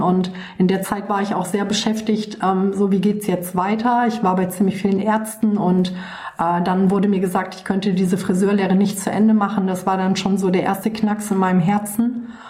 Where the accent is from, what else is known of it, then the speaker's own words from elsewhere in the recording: Waldbröl, North Rhine-Westphalia, Germany; Ich bin aufgewachsen im Oberbergischen Kreis. Das ist ähm, ein, eine kleine Stadt, die nennt sich Waldbröl, ähm, ungefähr so 60 Kilometer von Köln entfernt